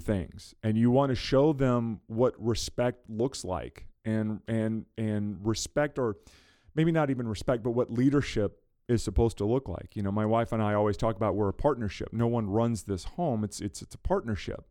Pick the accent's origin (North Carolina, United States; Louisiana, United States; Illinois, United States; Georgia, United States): Louisiana, United States; South; I grew up in South Louisiana, I grew up in the deep, deep South